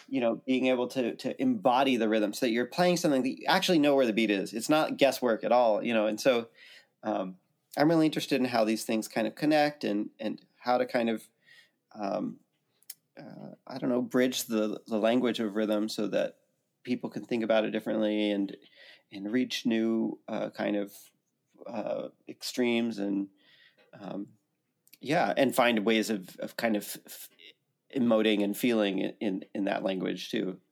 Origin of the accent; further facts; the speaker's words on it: Santa Cruz, California, United States; also born or lived in New York / Princeton, New Jersey; now in Nashville, United States; I grew up in Santa Cruz, California